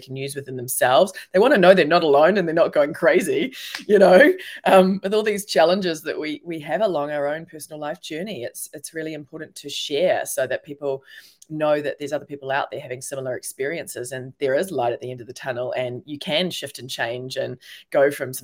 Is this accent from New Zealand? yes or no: yes; New Zealand; moved away as an adult; also born or lived in New York / London / Melbourne; I'm a New Zealander. And so I'm actually in New Zealand right now in Auckland